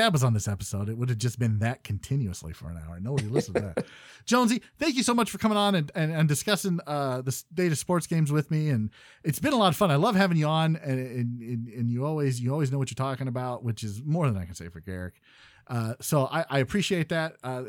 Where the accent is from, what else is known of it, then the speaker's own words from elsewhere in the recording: Canada; As a Canadian.